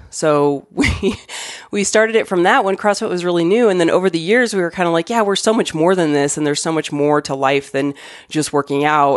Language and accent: English; Arizona, United States; moved away as an adult; now in Denver, United States; I grew up in Arizona.